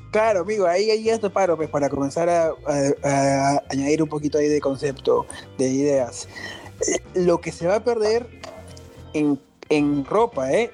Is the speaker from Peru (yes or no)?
yes; Peru